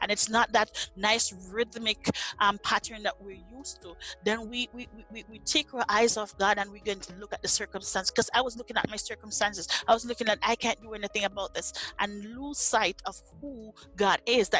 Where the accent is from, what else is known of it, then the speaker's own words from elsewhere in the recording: Jamaica; moved away as an adult; now in Nebraska, United States; I was uprooted from Jamaica and planted in Nebraska